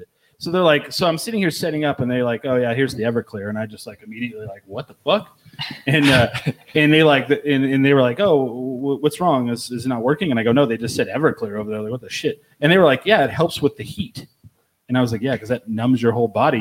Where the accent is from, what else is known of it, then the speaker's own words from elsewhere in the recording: New Mexico, United States; we are from New Mexico